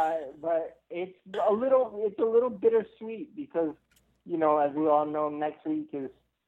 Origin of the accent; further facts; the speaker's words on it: Florida, United States; from Florida.